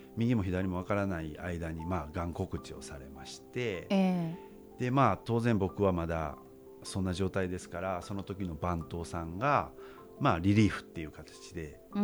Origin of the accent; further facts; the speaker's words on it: United States; moved away as an adult; now in Japan; もうアメリカで育ったので